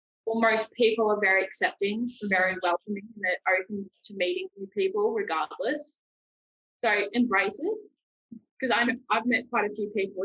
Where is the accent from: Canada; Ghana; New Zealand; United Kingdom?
New Zealand; accent: Kiwi; now in Australia; That's my Kiwi accent.